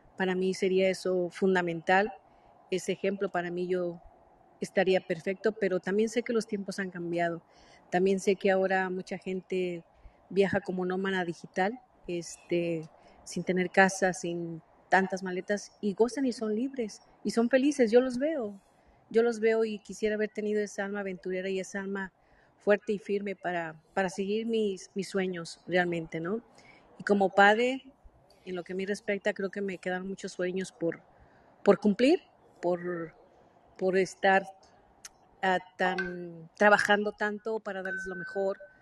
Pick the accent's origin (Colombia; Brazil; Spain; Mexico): Mexico; now in United States; yo soy mexicana, pero vivo en Estados Unidos